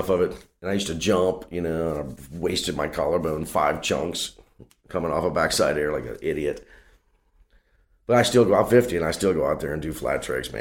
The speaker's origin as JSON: {"language": "English", "town": "Covington", "region": "Louisiana", "country": "United States", "tie": "born or raised there", "said": "I grew up in Louisiana, man, in a place called Covington, Louisiana."}